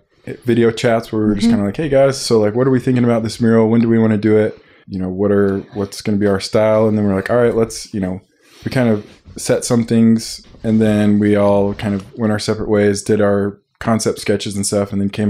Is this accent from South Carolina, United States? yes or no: no; Dallas, Texas, United States; now in Salt Lake City, United States; No, born and raised in Texas.